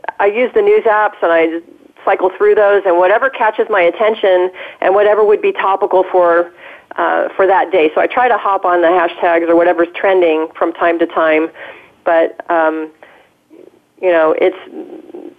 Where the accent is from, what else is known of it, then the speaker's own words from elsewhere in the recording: Southern California, United States; here in my hometown